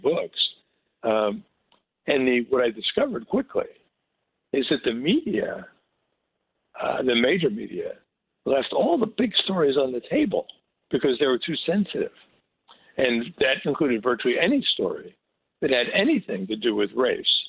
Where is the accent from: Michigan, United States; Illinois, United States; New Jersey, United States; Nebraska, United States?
New Jersey, United States; Newark; I grew up in Newark